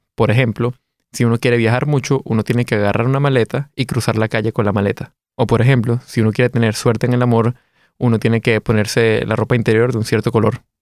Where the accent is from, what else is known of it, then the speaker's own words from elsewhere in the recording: Caracas, Capital District, Venezuela; accent: Venezuelan; moved away as an adult; now in Germany; soy de Caracas, Venezuela. Llevo viviendo más de 10 años acá en Alemania